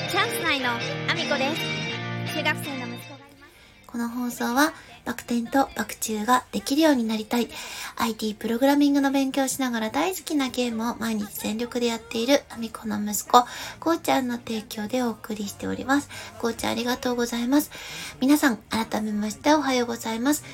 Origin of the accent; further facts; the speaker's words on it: Gifu, Japan; 私の地元岐阜県の、えー、岐阜市に柳ヶ瀬という大き